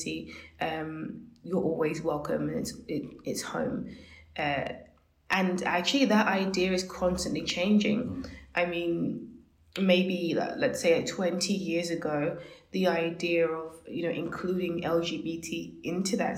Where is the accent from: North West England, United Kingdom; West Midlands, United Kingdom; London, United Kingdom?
London, United Kingdom; I think I'm a Londoner more than being British